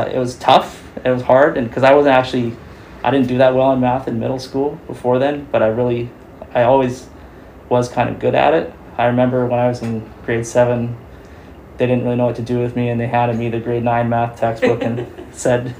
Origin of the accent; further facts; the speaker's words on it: Chilliwack, British Columbia, Canada; I was born in Chilliwack and I've been here for a long time